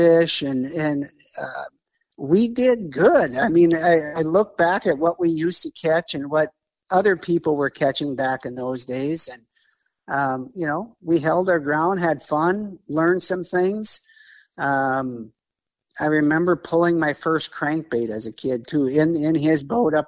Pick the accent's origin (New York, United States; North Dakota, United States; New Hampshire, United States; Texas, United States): North Dakota, United States; Bismarck; I grew up here in Bismarck, North Dakota. So I kind of never left my home grounds